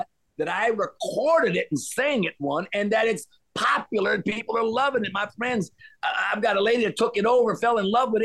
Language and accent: English; Louisiana, United States; also born or lived in Cayman Islands; I grew up in the South, Louisiana